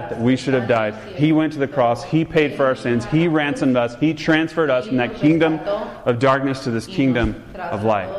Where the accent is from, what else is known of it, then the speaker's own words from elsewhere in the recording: the South, United States; since I'm from the South